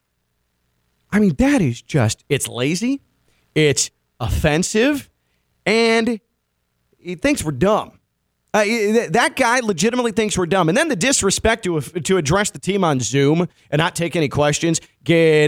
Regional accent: Chicago, Illinois, United States; I grew up in the Chicago area

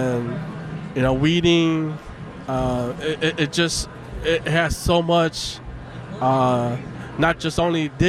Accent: Denver, Colorado, United States; moved away; also born or lived in Minnesota; I was born in Denver, Colorado. So yeah. I was born in America here

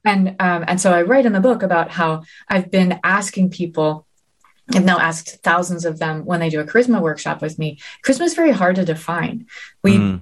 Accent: New Haven, Connecticut, United States; New Haven, my hometown

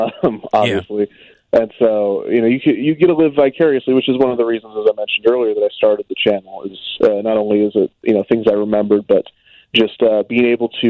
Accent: Kansas City, United States; I grew up in Kansas City.

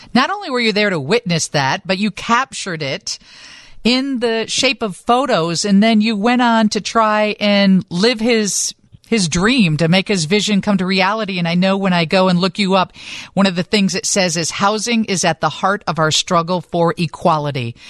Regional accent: Chicago, Illinois, United States; being a Chicagoan

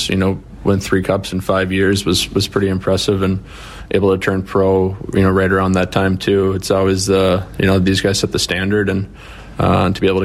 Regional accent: United States; I do certainly take a lot of pride being American and being able to represent my country too

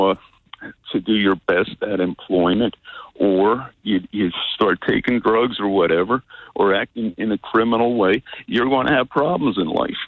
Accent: Philadelphia, Pennsylvania, United States; English is a second language; I grew up right at where the Gretz Brewery was located

